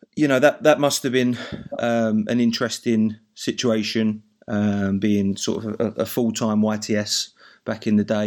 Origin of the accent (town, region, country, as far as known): Essex, East of England, United Kingdom; accent: Essex; now in Glasgow, United Kingdom